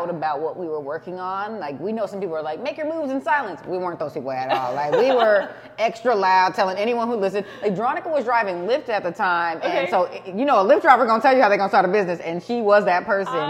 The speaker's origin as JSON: {"language": "English", "town": "San Jose", "region": "California", "country": "United States", "tie": "born or raised there", "said": "we're from San Jose, born and raised"}